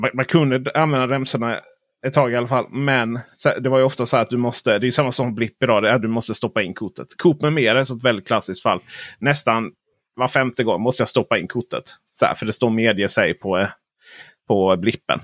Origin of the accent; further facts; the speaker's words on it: northern Blekinge, Sweden; also born or lived in southern Småland; där jag kommer ifrån i norra Blekinge, kommun, Blekinge län och södra Småland